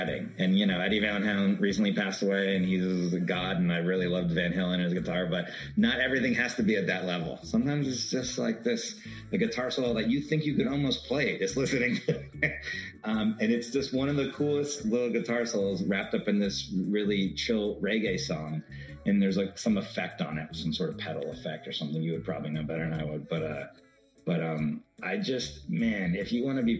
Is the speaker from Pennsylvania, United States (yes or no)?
no; Miami, Florida, United States; now in Los Angeles, United States; Growing up in Miami